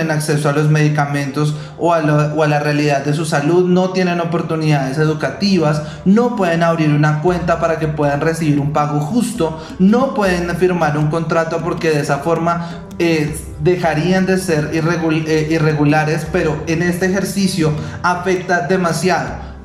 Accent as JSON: {"language": "Spanish", "country": "Venezuela", "moved": "yes", "said": "soy una persona venezolana que no está regular en el país"}